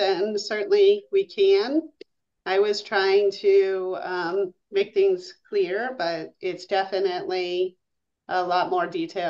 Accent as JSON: {"language": "English", "town": "Milton", "region": "Massachusetts", "country": "United States", "tie": "born or raised there", "said": "That's my hometown. I grew up in Milton"}